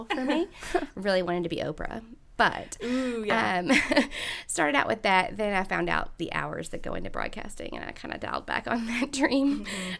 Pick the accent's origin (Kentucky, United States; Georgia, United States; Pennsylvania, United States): Kentucky, United States; Louisville; I grew up here in Louisville.